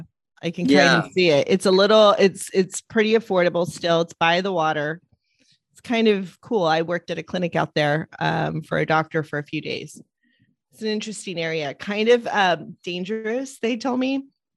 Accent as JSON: {"language": "English", "town": "Los Angeles", "region": "California", "country": "United States", "tie": "born or raised there", "said": "I grew up in Eagle Rock. So it's District 14."}